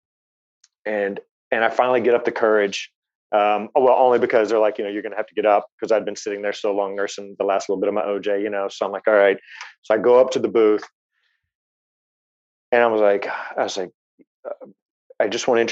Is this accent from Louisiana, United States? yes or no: no; Alabama, United States; moved away as an adult; now in Los Angeles, United States; I'm from Alabama, so there's not a lot of opportunities to see old films